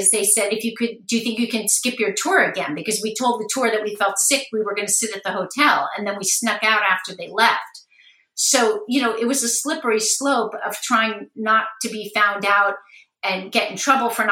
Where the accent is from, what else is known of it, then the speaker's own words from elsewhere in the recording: Los Angeles, California, United States; I grew up in Los Angeles